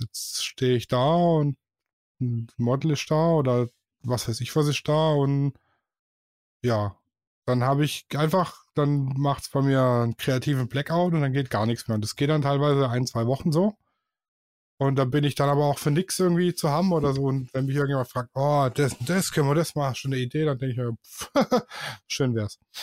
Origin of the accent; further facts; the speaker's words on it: Swabia, Germany; ich bin Schwabe